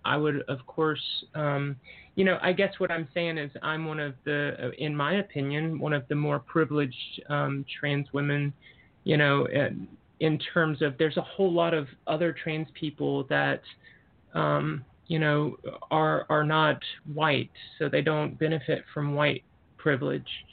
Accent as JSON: {"language": "English", "region": "the South", "country": "United States", "tie": "born or raised there", "moved": "as an adult", "said": "I grew up in the South"}